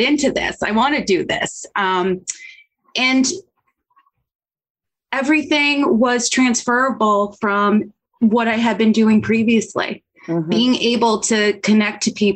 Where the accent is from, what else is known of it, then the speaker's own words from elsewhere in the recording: Hunterdon County, New Jersey, United States; I'm from New Jersey. The school was actually a county over from me. I grew up in Hunterdon County